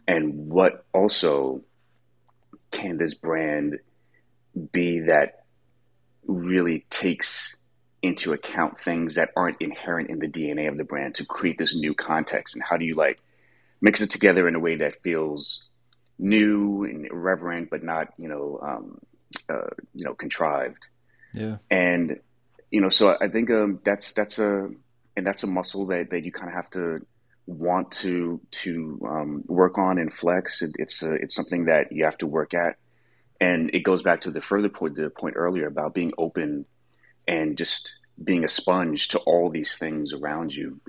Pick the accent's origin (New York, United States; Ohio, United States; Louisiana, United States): New York, United States; growing up in New York